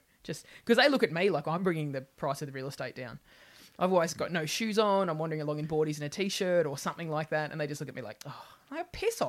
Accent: Sydney, New South Wales, Australia; moved away as an adult; Northern beaches of Sydney, which is a very insular little population.

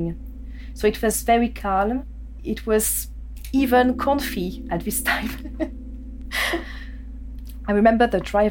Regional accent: Paris, Île-de-France, France; first language French; English is a second language; moved away as an adult; now in London, United Kingdom

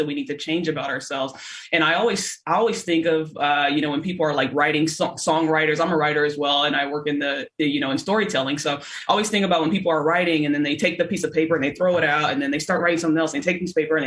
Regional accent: Los Angeles, California, United States; I'm from Los Angeles

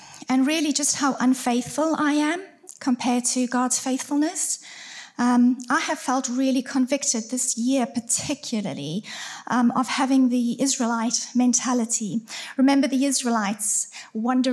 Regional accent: South Africa; moved away as an adult; also born or lived in Surrey, United Kingdom; now in Farnworth, United Kingdom; We are originally from South Africa, but we lived in Surrey for around 18 years

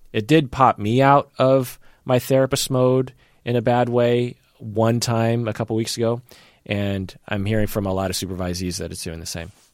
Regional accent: Issaquah, Washington, United States; I grew up in Issaquah

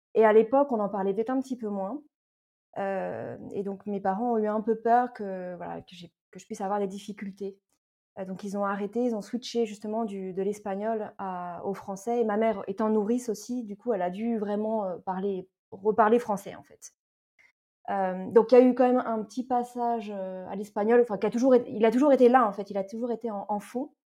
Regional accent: Paris region, Île-de-France, France; moved away as an adult; also born or lived in Toulouse, France; now in Madrid, Spain; je suis née, j'ai grandi en région parisienne, donc je viens de l'Est parisien et je suis franco-espagnole

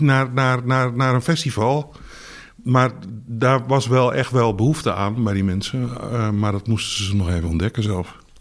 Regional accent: Groningen area, Netherlands; ik kom uit Groningen, eh, uit de omgeving van Groningen.

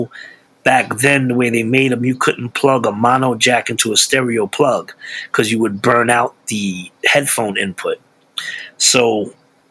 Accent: New York City, New York, United States; now in Pocono Mountains, United States; I grew up in East New York, Brooklyn, which was one of the roughest neighborhoods in Brooklyn

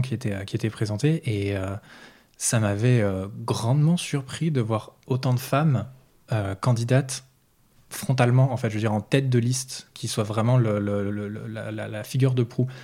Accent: Nantes, Pays de la Loire, France; chez nous à Nantes

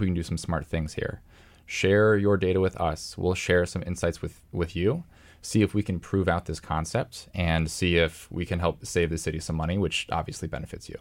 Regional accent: Columbus, Ohio, United States; moved away; my hometown, you know, Columbus, Ohio

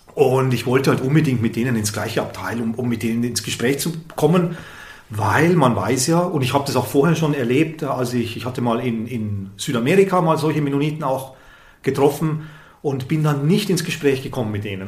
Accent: Southern Germany, Germany; ich bin aus Süddeutschland

